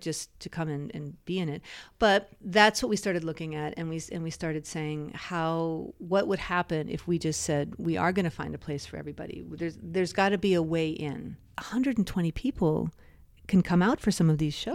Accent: United States; being an American

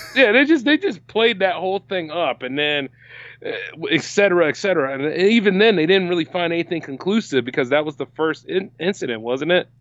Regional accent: Delaware, United States; an independent creator from Delaware

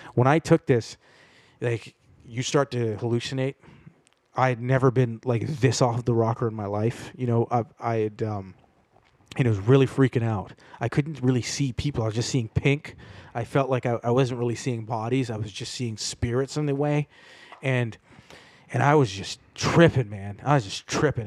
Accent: Toronto, Ontario, Canada; I grew up in Toronto

